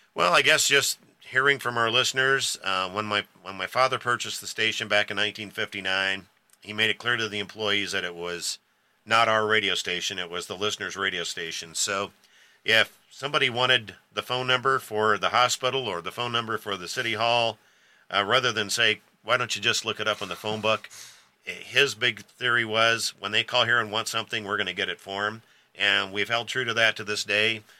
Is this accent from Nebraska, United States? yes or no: yes; O'Neill, Nebraska, United States; I was born and raised here in O'Neill, Nebraska, so I've lived here all my life.